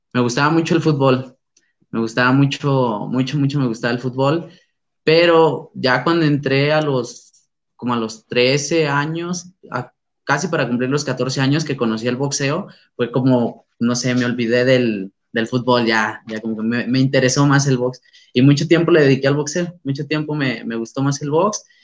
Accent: San Luis Potosí, Mexico; soy originario de San Luis Potosí, la capital

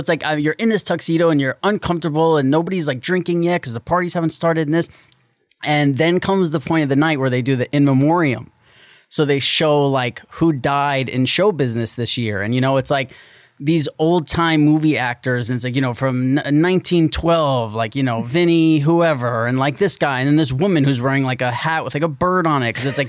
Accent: New York, United States; We're from New York.

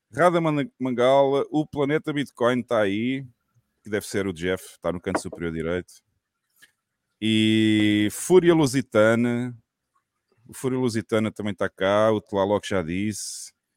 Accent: southern Portugal, Portugal; a minha cidade, lá no sul de Portugal.

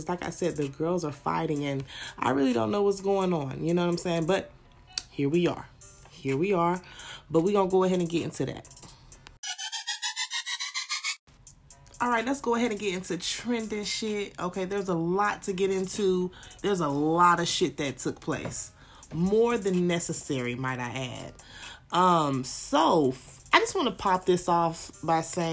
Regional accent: the South, United States; I'm from the South

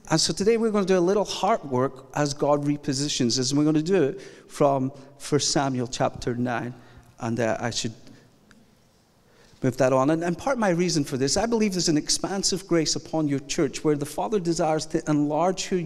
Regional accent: Scotland, United Kingdom; I am originally from Scotland, so the idea of going to the house of oppressive governance in England is just, it's just an unusual day.

